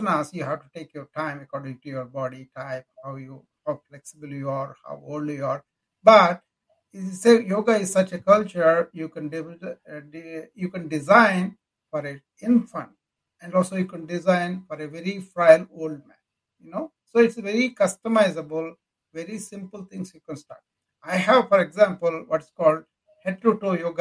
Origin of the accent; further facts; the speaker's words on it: India; moved away as an adult; now in United States; Well, I came from India.